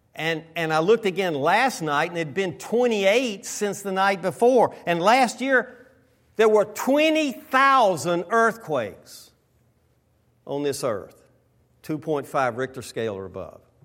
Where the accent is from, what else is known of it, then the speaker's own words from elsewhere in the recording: the South, United States; now in West Coast, United States; I'm from the South.